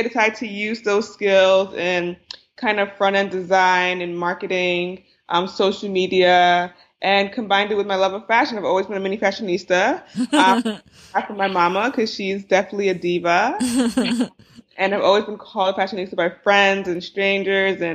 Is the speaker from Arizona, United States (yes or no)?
no; New Jersey, United States; born or raised there